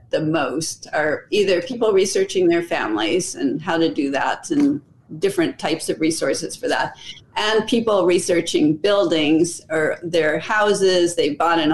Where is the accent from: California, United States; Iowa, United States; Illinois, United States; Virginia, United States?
California, United States; Los Angeles; I'm from Los Angeles. There's a big Church of Latter-day Saints genealogy center there, a big library. And I used to ride there on my bike.